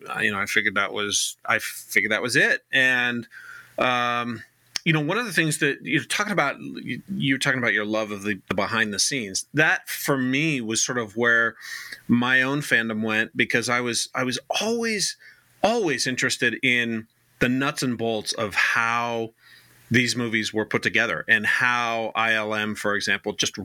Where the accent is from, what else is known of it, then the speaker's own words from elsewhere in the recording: Riverside, California, United States; moved away as an adult; also born or lived in East Coast; I grew up in Riverside, which is not too far from Hemet